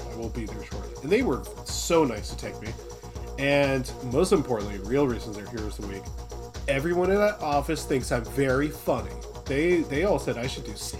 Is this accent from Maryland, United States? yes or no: yes; Poolesville, Maryland, United States; moved away; also born or lived in Rhode Island; I was born in Rhode Island. I grew up in Poolsville, Maryland.